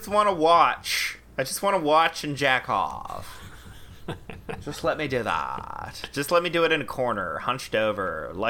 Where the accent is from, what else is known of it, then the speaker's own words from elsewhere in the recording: Boston, Massachusetts, United States; And I'm from Boston.